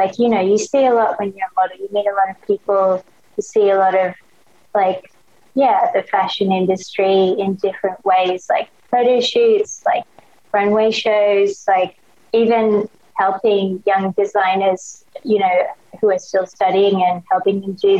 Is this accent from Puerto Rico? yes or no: no; Australia; accent: Australian; also born or lived in Hong Kong / Thailand; So I was born in Hong Kong, back when it was British Hong Kong. And then I moved to Thailand when I was 2 years old. We lived in Thailand till I was probably 10 years old. Then we moved to Australia. And that's why I have an Australian accent.